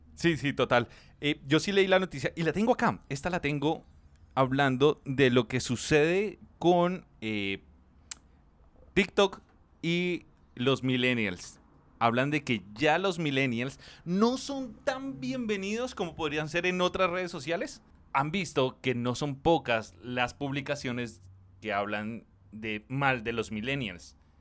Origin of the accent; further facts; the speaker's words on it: Soacha, Cundinamarca, Colombia; Yo crecí en Suacha, era más barato